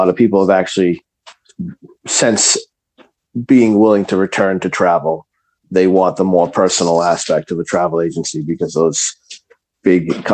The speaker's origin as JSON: {"language": "English", "town": "Dedham", "region": "Massachusetts", "country": "United States", "tie": "born or raised there", "lives_now": "Norwood, United States", "said": "I grew up in East Dedham, moved to Norwood after I got married."}